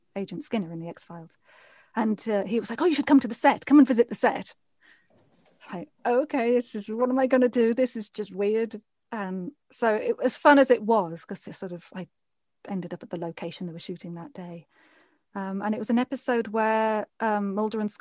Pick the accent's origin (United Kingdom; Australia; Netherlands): United Kingdom; accent: British; also born or lived in Vancouver; I moved back to the UK and I went back to being blonde and my British accent